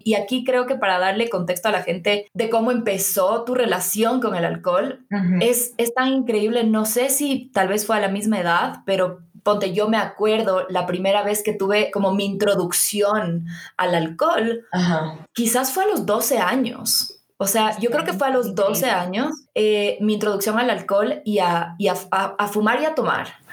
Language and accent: Spanish; Quito, Pichincha, Ecuador; nosotras somos de Quito, obviamente, y, hemos crecido aquí